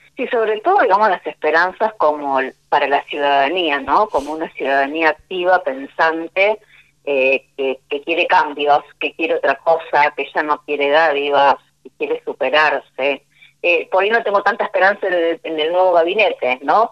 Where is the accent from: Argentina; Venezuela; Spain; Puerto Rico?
Argentina; como, como argentinos